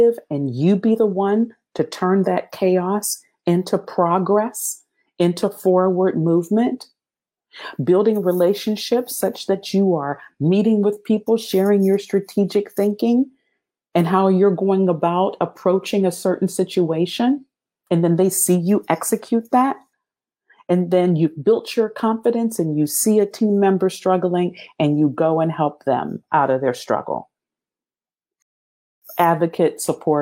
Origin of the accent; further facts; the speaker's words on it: Pennsylvania, United States; moved away; also born or lived in Ohio / South Carolina / Germany; I'm from Pennsylvania. I'd only lived in Ohio and South Carolina